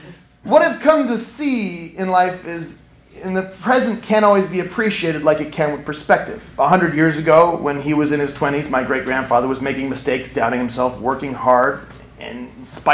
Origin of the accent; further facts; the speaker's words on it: Kodiak, Alaska, United States; moved away; my hometown of Kodiak, Alaska